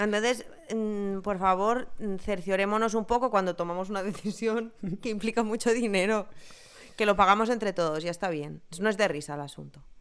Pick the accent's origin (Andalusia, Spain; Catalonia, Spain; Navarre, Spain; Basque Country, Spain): Catalonia, Spain; Ebro Delta; De la zona del Delta del Ebre